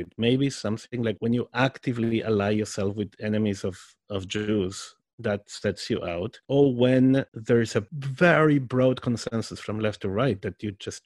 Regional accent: Argentina; first language Spanish and Hebrew; English is a second language; I'm from Argentina

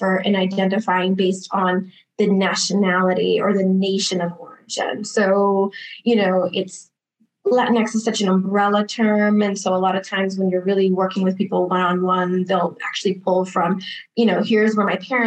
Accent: Boston, Massachusetts, United States; now in Arizona, United States; I'm originally from Boston, Massachusetts, and now I'm practicing in Arizona. I was born to Brazilian parents

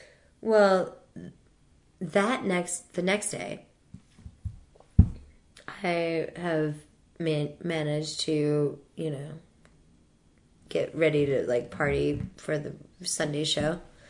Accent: New Orleans, Louisiana, United States; I'm from New Orleans.

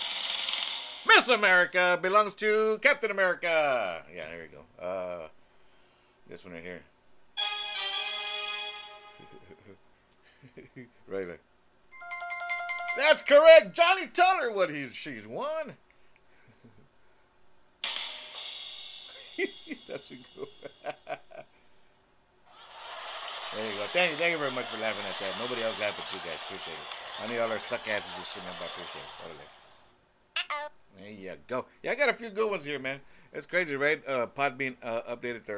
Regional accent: Texas, United States; We're from Texas

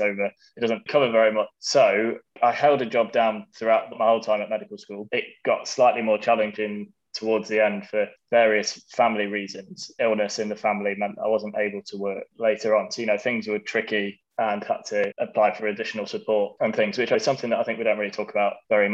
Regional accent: Nottingham, East Midlands, United Kingdom; moved away as an adult; now in Manchester, United Kingdom; I'm currently an F2 working in Manchester, but I'm from Nottingham. Originally

